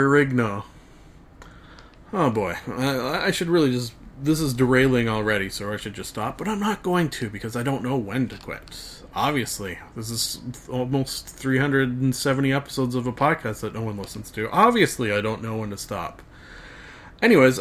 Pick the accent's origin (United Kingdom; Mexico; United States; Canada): Canada; Being a Canadian